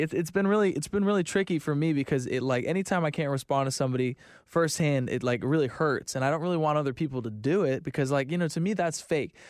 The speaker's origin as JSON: {"language": "English", "region": "Florida", "country": "United States", "said": "I'm from Florida."}